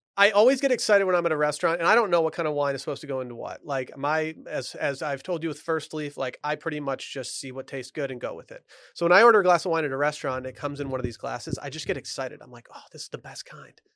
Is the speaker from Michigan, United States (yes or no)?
yes; Michigan, United States; growing up in Michigan